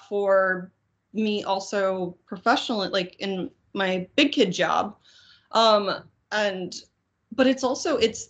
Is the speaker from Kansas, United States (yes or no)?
yes; Kansas, United States; now in New York City, United States; I'm from Kansas